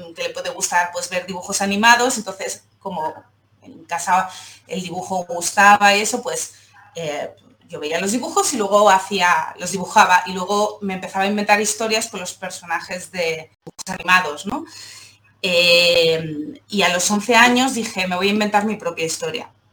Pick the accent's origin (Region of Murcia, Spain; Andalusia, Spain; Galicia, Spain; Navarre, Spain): Andalusia, Spain; Seville; now in Barcelona, Spain; vivo en Barcelona, pero soy sevillana